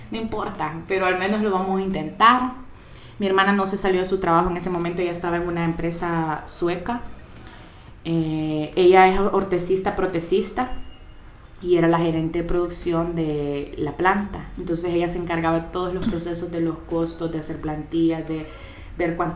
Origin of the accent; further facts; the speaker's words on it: Moscow, Russia; born there; Nosotros nacimos en Moscú con mi hermana, la pusimos la tienda hace tres años y medio.